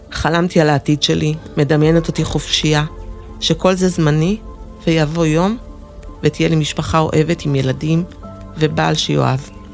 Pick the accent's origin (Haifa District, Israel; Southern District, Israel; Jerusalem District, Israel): Jerusalem District, Israel; Jerusalem; נולדתי בירושלים, לזוג הורים אוהב